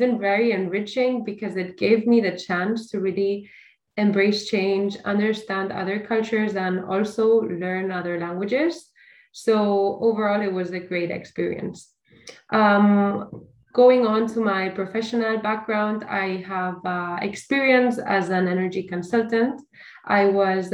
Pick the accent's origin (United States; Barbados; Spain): Spain; Barcelona, Catalonia; I am from Barcelona